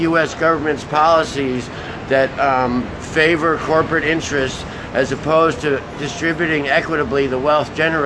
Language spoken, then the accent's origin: English; New York City, New York, United States; I'm from New York City